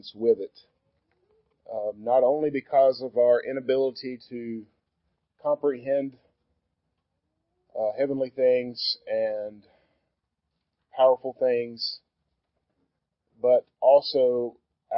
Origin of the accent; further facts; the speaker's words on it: Bootheel of Missouri, United States; I grew up in the Boot Hill of Missouri.